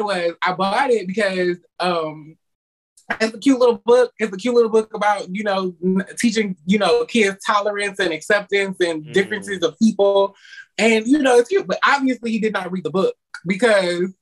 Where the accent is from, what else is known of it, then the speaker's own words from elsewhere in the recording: Detroit, Michigan, United States; now in Florida, United States; I'm originally from Detroit, Michigan.